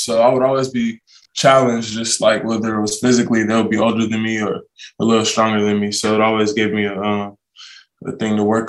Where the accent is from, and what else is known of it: Southern California, United States; born or raised there